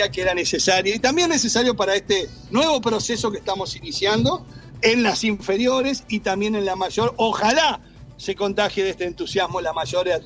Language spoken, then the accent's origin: Spanish; Uruguay; also born or lived in Argentina; Yo soy uruguayo.